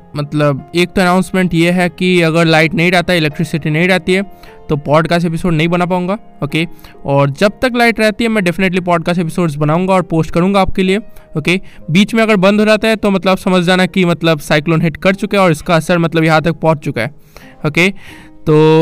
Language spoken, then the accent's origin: Hindi; Kolkata, West Bengal, India; मैं कोलकाता से बिलोंग रखता हूँ